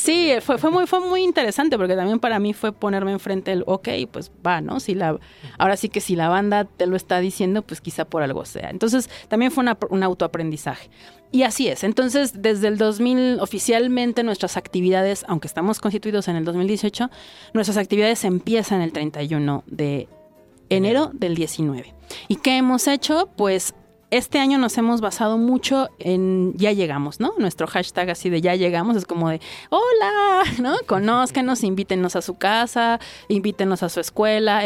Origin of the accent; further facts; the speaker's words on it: Mexico; aquí en mi, en mi país